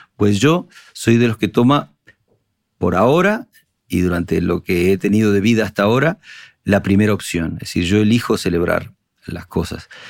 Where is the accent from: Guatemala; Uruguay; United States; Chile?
Uruguay; Montevideo; accent: Uruguayan; moved away as an adult; now in Spain; Evidentemente yo nací en Uruguay, pero mi padre nació en Berlín y mi abuelo del otro lado nació en, Asturias, entonces, y mi hijo nació en Madrid, eh, ¿sabes? Entonces es como... Eh, y a la, vez, a la vez no puedo ser más uruguayo. Mira, Cristina, llevo 30 años, eh, llevo 27 años viviendo en España y todavía tengo acento uruguayo, toco la guitarra como un uruguayo, veo el mundo como un montevidean